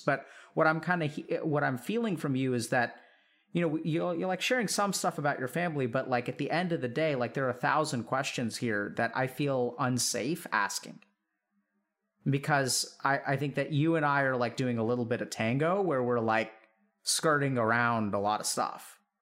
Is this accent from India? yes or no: yes; India; I'm Indian